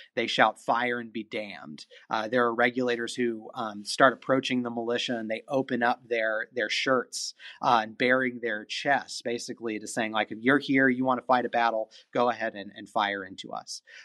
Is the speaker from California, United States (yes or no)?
yes; California, United States; now in North Carolina, United States; I grew up in California